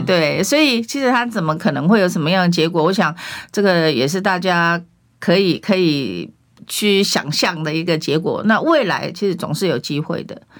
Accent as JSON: {"language": "Chinese", "country": "Taiwan", "said": "我们台湾人民"}